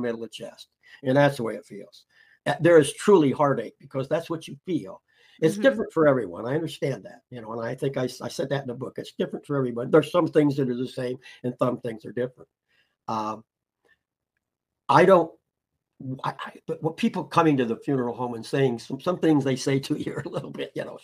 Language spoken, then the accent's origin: English; Indiana, United States; also born or lived in Peru, Indiana / Goshen, Indiana; I was born in Peru, Indiana, which is a little south of here. Moved here when I was in the seventh grade. Been in Goshen my whole life